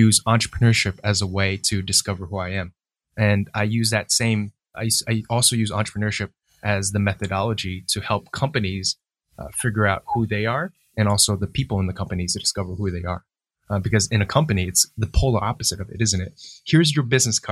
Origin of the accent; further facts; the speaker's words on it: New Jersey, United States; Growing up in New Jersey and being educated in the West